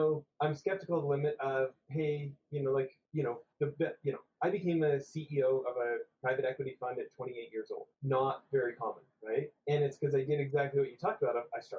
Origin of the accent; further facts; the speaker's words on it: the West, United States; Maybe it's just because I grew up in the West.